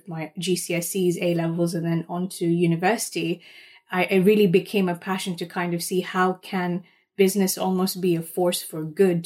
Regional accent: Kenya; moved away; my roots where I was raised in Kenya

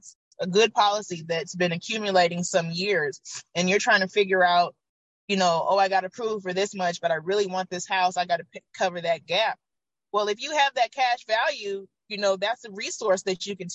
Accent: Oakland, California, United States; also born or lived in Georgia; Once I moved back to Oakland from Georgia, growing up here

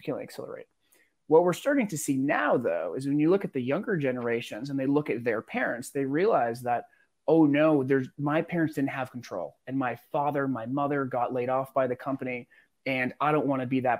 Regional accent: Newburyport, Massachusetts, United States; also born or lived in Singapore; now in Miami, United States; growing up outside of Boston, right? It's pretty working class

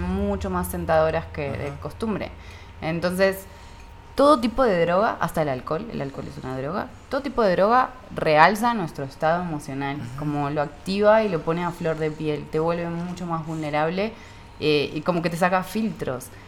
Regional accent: Argentina; now in Mexico

